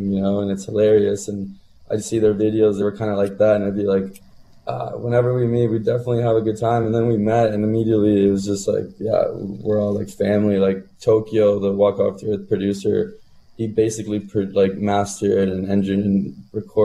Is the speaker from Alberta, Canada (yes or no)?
no; Burlington, Ontario, Canada; when I was growing up in Burlington.